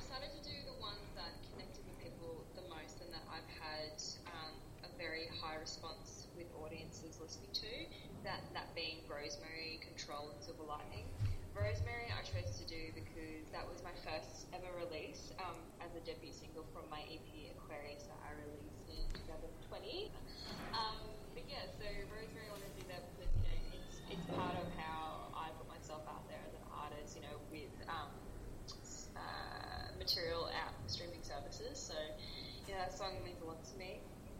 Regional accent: Australia; It's probably one of the biggest goals I've ever kicked being an Australian female artist. So I did partially grow up in this, but I am from a little bit of everywhere.

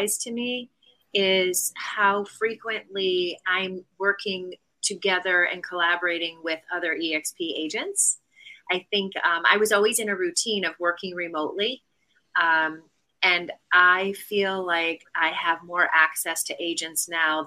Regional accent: Connecticut, United States; moved away as an adult; now in Charleston, United States; I currently live in Charleston, South Carolina, and I am a native of Connecticut

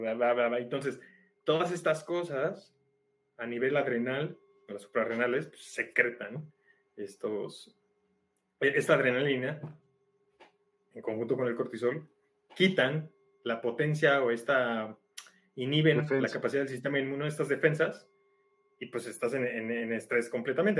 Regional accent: Mexico; como mexicanos

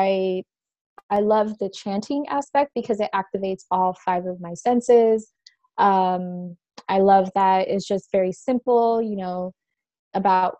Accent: Orange County, California, United States; also born or lived in refugee camp in Somalia / San Diego; I grew up in Orange County

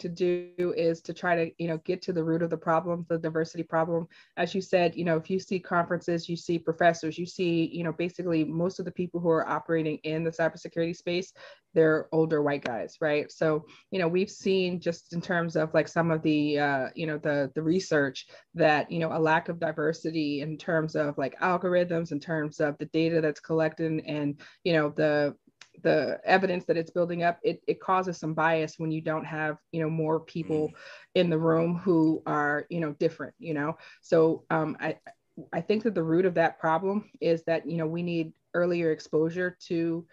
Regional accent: Washington, District of Columbia, United States; moved away as an adult; now in Virginia, United States; I'm from Northeast DC originally

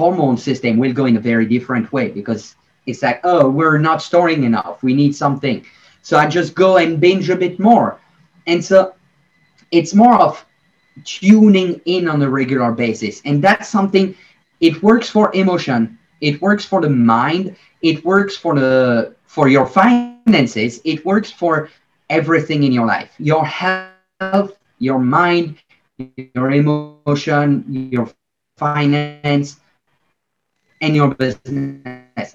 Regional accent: Belgium; I'm from Belgium.

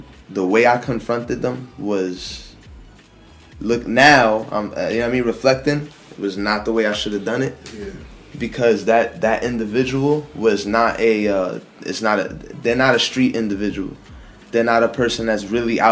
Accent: Jersey City, New Jersey, United States; I'm born and raised in Jersey City

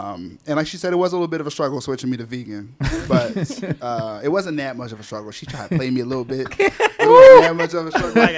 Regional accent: Philadelphia, Pennsylvania, United States; moved away as an adult; now in Atlanta, United States; we were born and raised in Philly, spent all of our lives there

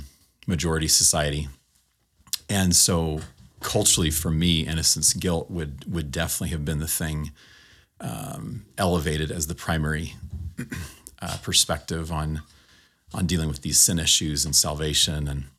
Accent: California, United States; I grew up in Southern California.

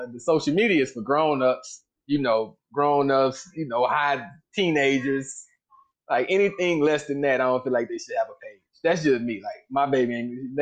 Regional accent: Austin, Texas, United States; now in Houston, United States; I'm from Austin. I live in Houston

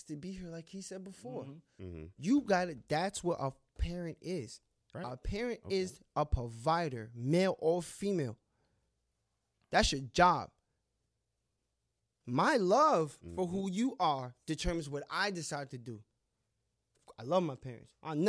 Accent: New York, United States; I'm from New York.

